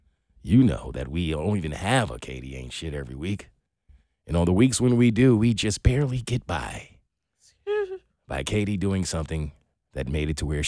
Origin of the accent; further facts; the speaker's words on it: New York City, New York, United States; No, I'm from New York City. I have been crossing the most busiest of streets in this country for the majority of my life.